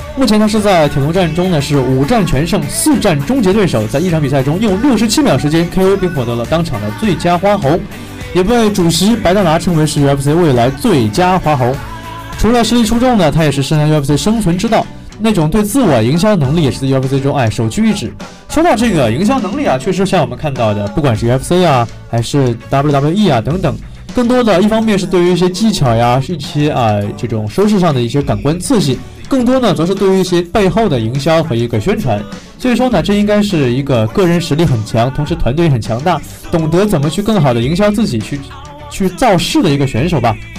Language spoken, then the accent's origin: Chinese; China; 我们中国人